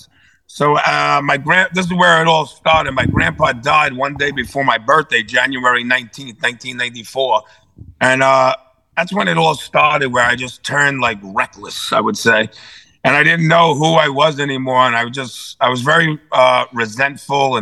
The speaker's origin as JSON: {"language": "English", "town": "New York City", "region": "New York", "country": "United States", "tie": "born or raised there", "said": "I was raised up in Brooklyn and Staten Island by my parents"}